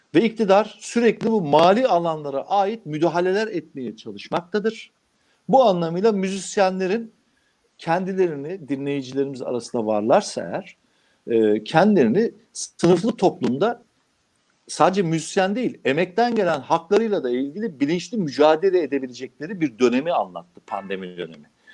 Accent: Anamur, Mersin, Turkey; Şimdi benim olduğum kasaba memleketim Anamur

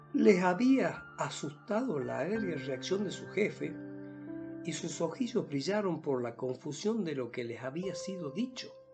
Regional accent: Salta, Argentina; soy de Salta, una provincia de la República Argentina

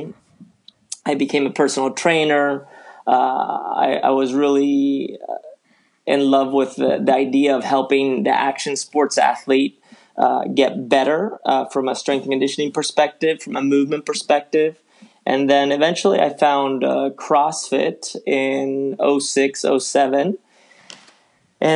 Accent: Spain; also born or lived in San Francisco, California, United States / Ecuador; now in United States; I moved from the U.S. to Ecuador as a kid, and then from Ecuador to Spain. And then I grew up in Spain, went to school in Spain

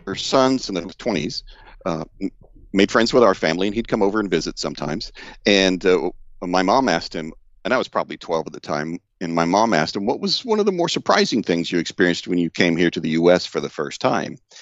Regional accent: Deep South, United States; I grew up in the Deep South

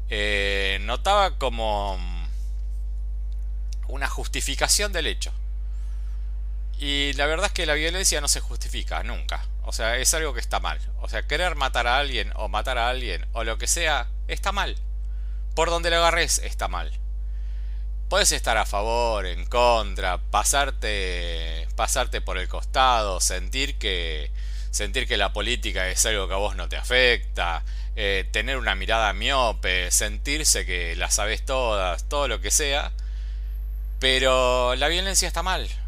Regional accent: Argentina; yo soy argentino, por más que ahora estoy en España

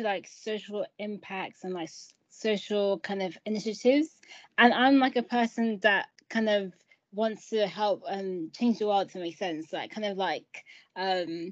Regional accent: Nigeria; moved away; I'm originally from Nigeria too

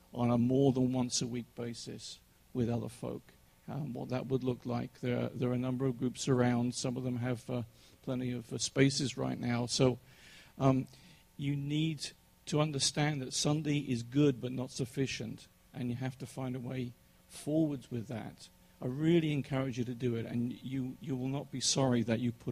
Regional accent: England, United Kingdom; now in United States; I'm English

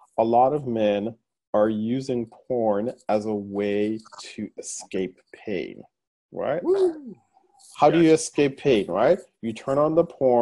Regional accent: Guyana; moved away; my home country of Guyana

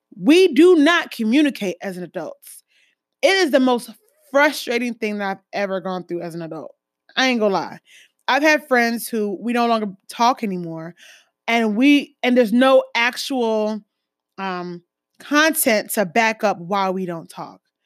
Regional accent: Jamaica; I'm West Indian, um, Caribbean, Jamaican

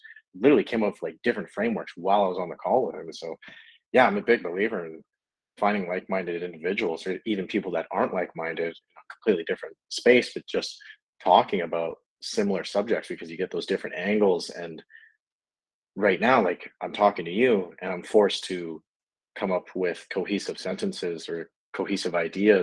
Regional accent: Kelowna, British Columbia, Canada; moved away as an adult; now in Austin, United States; I was in Canada. I'm a Canadian. I say A a lot, fucking A. I love my maple syrup. But yeah, I was in Kelowna, BC. I was born and raised there

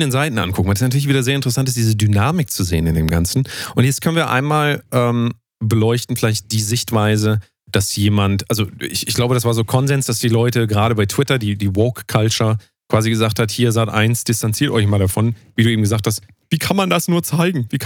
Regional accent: Hesse, Germany; Äh, in dem Fall bin ich Hesse, wie ich das gerade eben gesagt habe. Ich bin Hesse

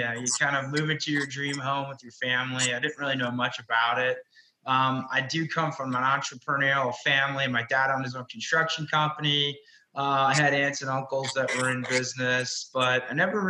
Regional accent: New York City, New York, United States; I'm originally from Brooklyn, New York

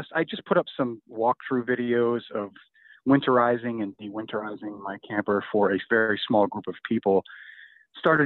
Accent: Pennsylvania, United States; I'm from Pennsylvania originally. I still live in Pennsylvania, work in Pennsylvania

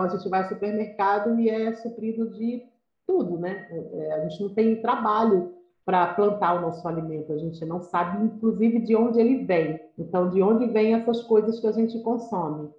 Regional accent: Iguatu, Ceará, Brazil; moved away as an adult; now in Rio de Janeiro, Brazil; eu sou uma nordestina cearense, vim lá de Iguatu, interior do Ceará. Desde 87 eu vim para o Rio, eu vim com 18 anos

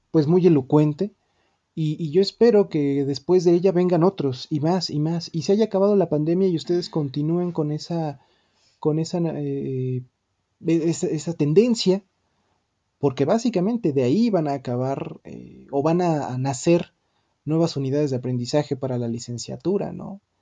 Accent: Mexico; esos emblemas que nos identifican como mexicanos

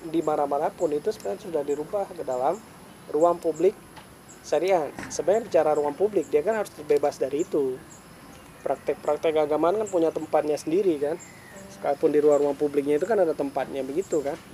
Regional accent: Aceh, Indonesia; born there; Saya bisa dipilih, saya nggak mau lahir di Aceh. Cuma punya dua musim.

